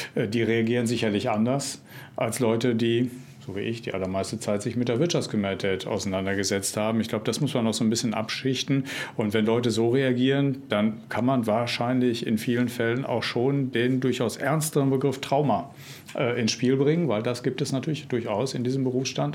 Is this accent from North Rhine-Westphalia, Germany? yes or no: yes; North Rhine-Westphalia, Germany; in meinem Heimatland Nordrhein-Westfalen